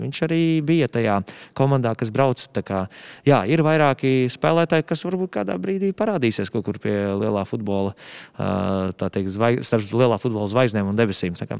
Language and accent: Latvian; Madona, Madona Municipality, Latvia; moved away as an adult; also born or lived in Riga; Es esmu no Madonas, jā, pat vēl precīzāk, tuvāk Gaisiņkalnam, gandrīz jāsaka, no tāda maza ciematiņa lautara.